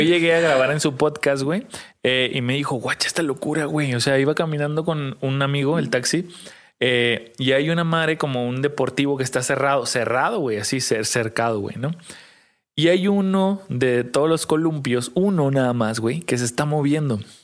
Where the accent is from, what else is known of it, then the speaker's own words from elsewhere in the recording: Tijuana, Baja California, Mexico; somos de Tijuana